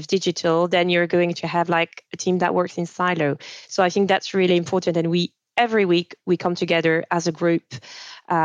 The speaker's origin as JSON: {"language": "English", "area": "French-speaking Switzerland", "region": "Romandy", "country": "Switzerland", "tie": "born or raised there", "first_language": "French", "second_language": "English", "moved": "yes", "said": "I grew up in Switzerland"}